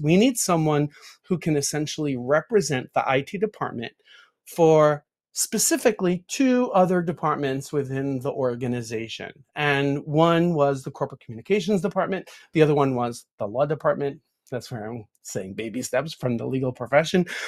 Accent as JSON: {"language": "English", "region": "New York", "country": "United States", "tie": "born or raised there", "said": "a New Yorker, born and raised in New York"}